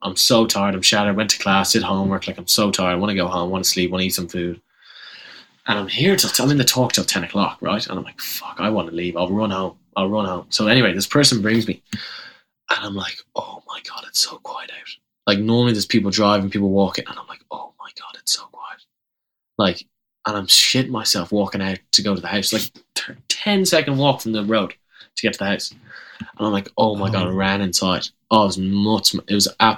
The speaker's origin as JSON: {"language": "English", "country": "Ireland", "moved": "as an adult", "lives_now": "Memphis, United States", "said": "coming from Ireland, like, you're not, I'm not American"}